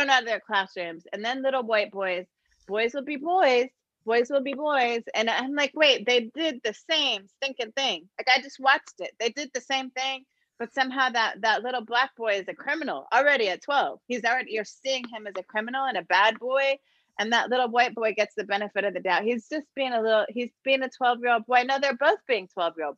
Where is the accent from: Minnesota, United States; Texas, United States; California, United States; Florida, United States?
Minnesota, United States; Minneapolis; moved away; also born or lived in Columbus, Ohio; I was born in the Twin Cities, Minnesota, but I had my baby in Columbus.